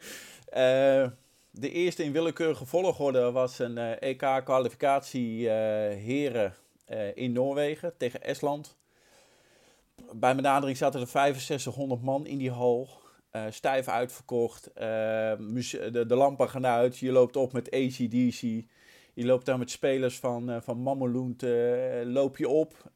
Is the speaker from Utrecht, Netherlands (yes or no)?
yes; Utrecht, Netherlands; also born or lived in Nieuwegein; mijn eerste scheidsrechtersvak, regio Utrecht. Ehm, ik ben geboren in de Meren